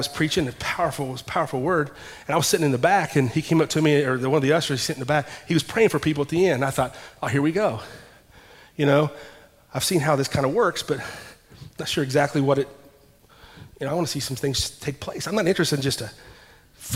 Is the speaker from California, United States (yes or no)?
no; Ashland, Kentucky, United States; I'm from Ashland, Kentucky